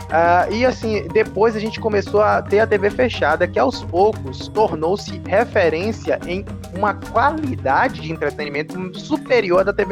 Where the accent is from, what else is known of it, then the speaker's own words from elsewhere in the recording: Brazil; a gente é brasileiro